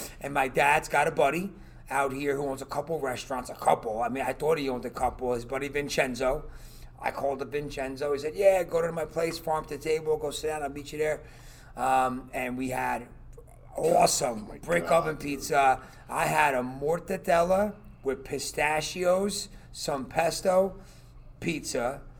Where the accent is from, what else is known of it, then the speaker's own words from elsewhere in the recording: Garfield, New Jersey, United States; Why I grew up in Garfield? A lot of Polish people.